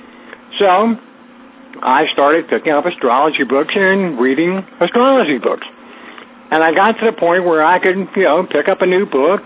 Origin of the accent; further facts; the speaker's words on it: Northern Virginia, United States; I grew up in Northern Virginia, right outside Washington, D.C.